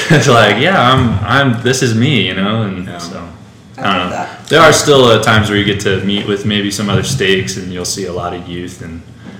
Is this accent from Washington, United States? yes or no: no; Rancho Cucamonga, California, United States; So it's close to Los Angeles. It's called Rancho Cucamonga. That's the city I'm in.